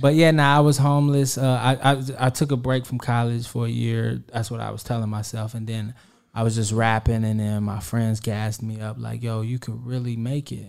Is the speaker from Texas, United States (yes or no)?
no; Kansas City, Kansas, United States; I'm from Kansas City, Kansas